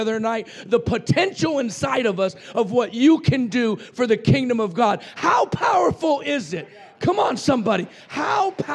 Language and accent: English; Roswell, New Mexico, United States; I was raised in Roswell, New Mexico, where the aliens landed